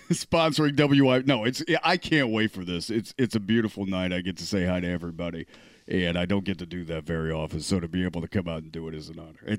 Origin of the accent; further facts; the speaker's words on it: Maryland, United States; I, you know, I I came from Maryland. We have four seasons, just like Indiana does.